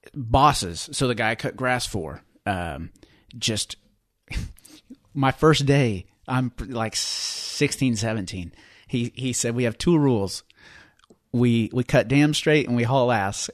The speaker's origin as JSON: {"language": "English", "region": "Western Oklahoma", "country": "United States", "tie": "born or raised there", "said": "I grew up in Western Oklahoma"}